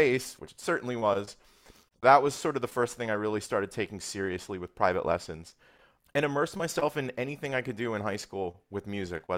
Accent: Cherry Hill, New Jersey, United States; I grew up in Cherry Hill, New Jersey.

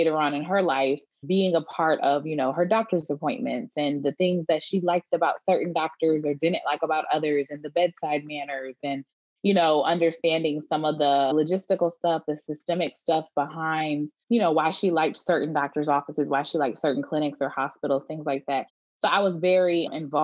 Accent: Detroit, Michigan, United States; now in Houston, United States; I am from Detroit, Michigan, and moved out to the suburbs when I got a little bit older, going into elementary school, but still in the Metro Detroit area

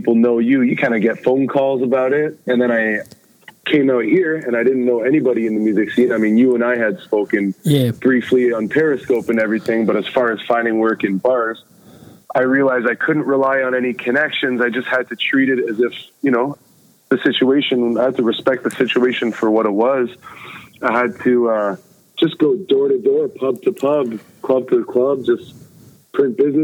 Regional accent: Toronto, Ontario, Canada; moved away as an adult; now in Edinburgh, United Kingdom; someone growing up in Toronto, Canada

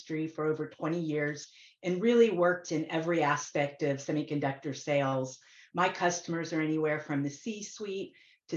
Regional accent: Florida, United States; I grew up in Florida near Kennedy Space Center

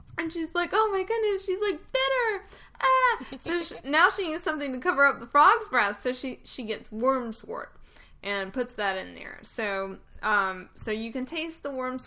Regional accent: the South, United States; when we were little and we grew up in the South, so it snowed, like, once a year

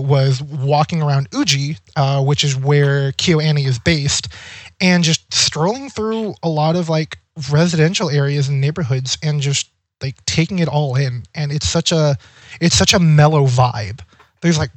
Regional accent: Monterey, California, United States; Growing up in California has a lot of, like, spread out cities.

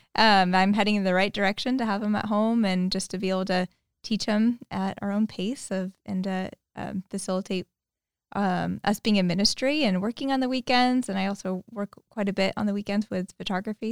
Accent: Modesto, California, United States; moved away as an adult; also born or lived in Petaluma; They moved to Modesto in nineteen ninety-one. They raised me and my, uh, older sister there

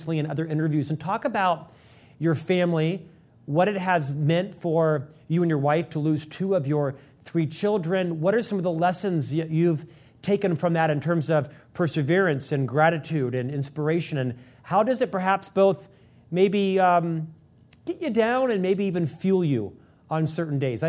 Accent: Orlando, Florida, United States; when I was raised in Orlando

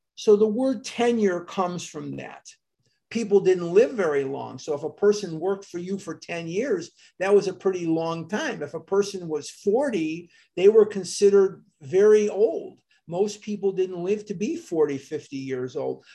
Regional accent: Chicago, Illinois, United States; now in Scottsdale, United States; I am born and raised in Chicago, Illinois.

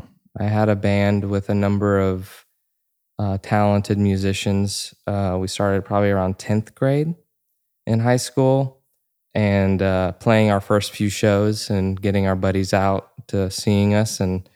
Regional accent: Georgia, United States; born or raised there

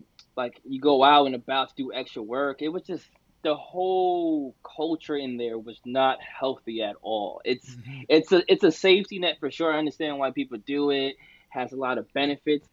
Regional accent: New York, United States; My background is Dominican, but I was born in New York

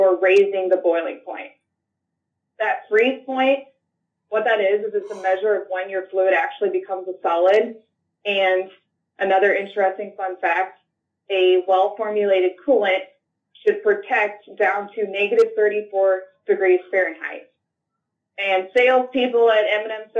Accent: Cambridge, Illinois, United States; I'm from a small town in Northwest Illinois, Cambridge, Illinois

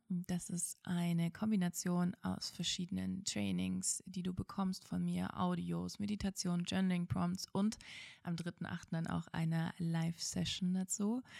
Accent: former East Germany, Germany; Ich komme aus der ehemaligen DDR und ähm, als ich, ich bin gerade so in der Wendezeit geboren

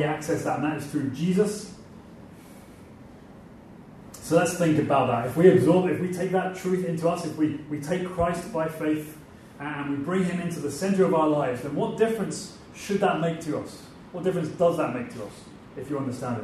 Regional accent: England, United Kingdom; now in Northern Ireland, United Kingdom; Over in England, my home country, is 2 to 3% church attendance

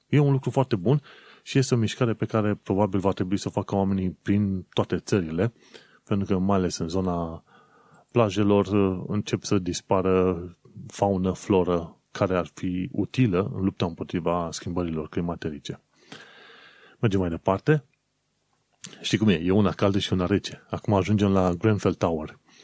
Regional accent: Romania; moved away

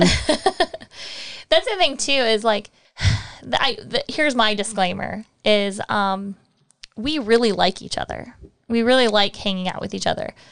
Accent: Michigan, United States; moved away; also born or lived in Texas; I'm from Michigan

